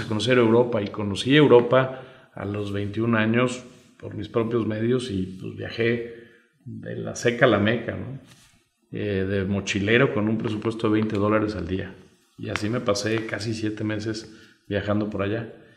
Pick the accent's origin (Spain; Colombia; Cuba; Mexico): Mexico